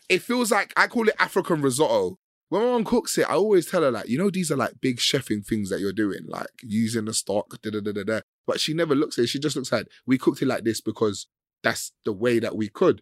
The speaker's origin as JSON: {"language": "English", "region": "London", "country": "United Kingdom", "tie": "born or raised there", "said": "I grew up in West London"}